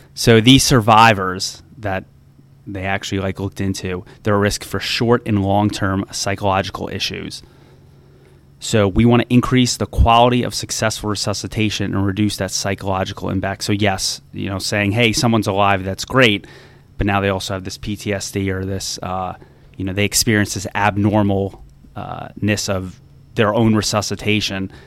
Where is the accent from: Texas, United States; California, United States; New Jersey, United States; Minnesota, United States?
New Jersey, United States; now in DC Metro area, United States